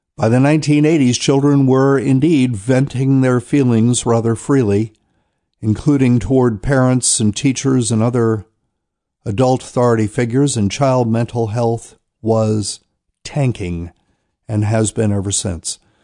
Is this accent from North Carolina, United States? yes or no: yes; New Bern, North Carolina, United States; moved away; my hometown of New Bern, North Carolina